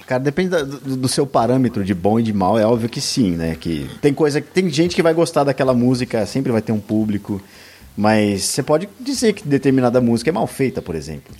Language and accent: Portuguese; São Paulo, Brazil; eu nasci em São Paulo. Cara, eu nasci com milhões de pessoas aqui